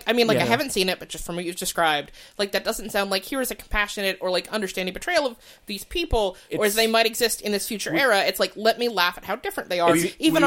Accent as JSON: {"language": "English", "region": "the South", "country": "United States", "tie": "born or raised there", "said": "I grew up in the South."}